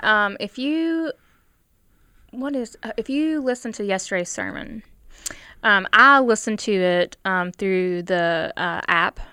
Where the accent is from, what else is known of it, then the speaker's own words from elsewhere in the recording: United States; I'm from Logan County